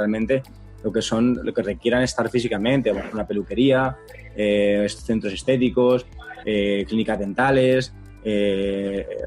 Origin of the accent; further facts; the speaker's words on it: Panama; por lo menos en mi país, que es Panamá, vamos arriba, tenemos que ir a visitar Panamá